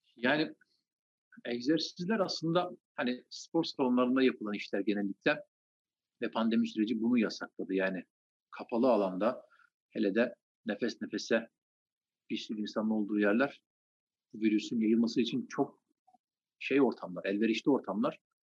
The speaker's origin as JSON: {"language": "Turkish", "region": "Trabzon", "country": "Turkey", "tie": "born or raised there", "said": "Trabzon doğumluyum. Trabzon'da doğdum, büyüdüm."}